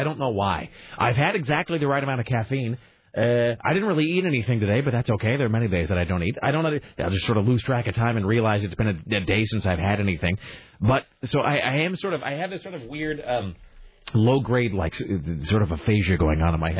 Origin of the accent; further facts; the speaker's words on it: Kennewick, Washington, United States; also born or lived in Spokane; now in Portland, United States; what sort of a parade they might have had in my hometown.